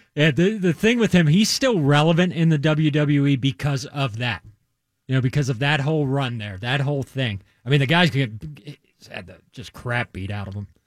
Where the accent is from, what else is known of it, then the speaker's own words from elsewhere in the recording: Maryland, United States; I grew up in Maryland